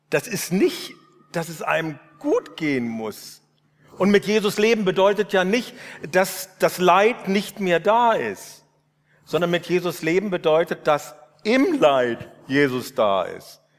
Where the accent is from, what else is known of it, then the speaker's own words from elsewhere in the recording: Northern Germany, Germany; habe ich Ulrich äh, Giesekus, diesen Professor hier, erlebt und als Norddeutscher fand ich sowas von befremdend.